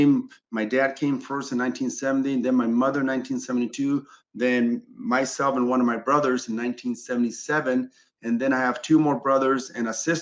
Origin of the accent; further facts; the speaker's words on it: Chile; now in Los Angeles, United States; I'm from Chile originally, right? And I grew up very modest